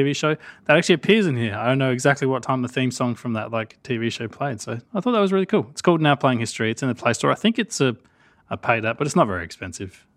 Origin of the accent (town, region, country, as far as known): Australia